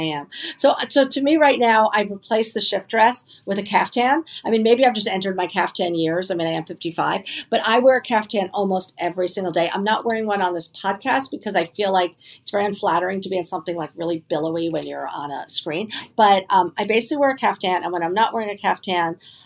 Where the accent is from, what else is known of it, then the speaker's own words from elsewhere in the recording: New York City, New York, United States; also born or lived in Providence, Rhode Island; I was born on the Upper East Side.